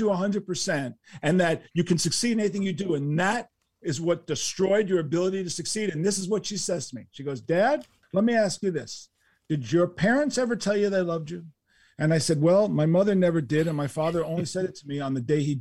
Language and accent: English; New York City, New York, United States; living in New York City, growing up in New York City